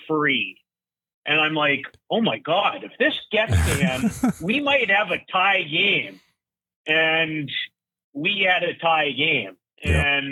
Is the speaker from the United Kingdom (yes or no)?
no; Saskatoon, Saskatchewan, Canada; I grew up in Saskatoon